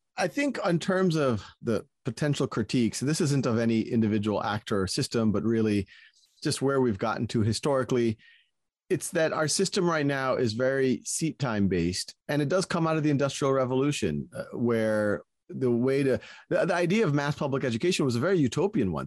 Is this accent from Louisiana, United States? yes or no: yes; New Orleans, Louisiana, United States; moved away; I was born and raised in New Orleans